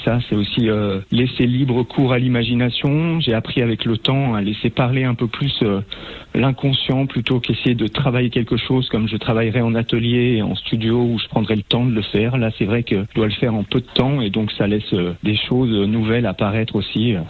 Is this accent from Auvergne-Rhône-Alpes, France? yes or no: yes; Aix-les-Bains, Auvergne-Rhône-Alpes, France; Je suis originaire d'Aix-les-Bains, mais je suis re-, je suis resté dans, dans les environs.